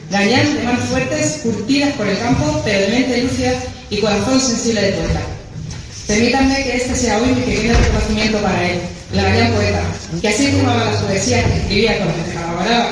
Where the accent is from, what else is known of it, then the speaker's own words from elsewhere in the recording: Consuegra, Castilla-La Mancha, Spain; un honor como mujer y como consaurense